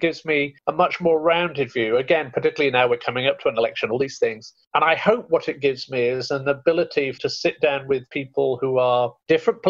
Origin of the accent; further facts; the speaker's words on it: United Kingdom; I'm very proud of being British, and certainly the accent